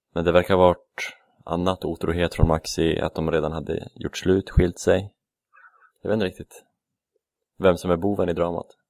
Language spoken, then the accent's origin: Swedish; Västerås, Västmanland, Sweden; moved away; det är där jag är ifrån kanske, från Västerås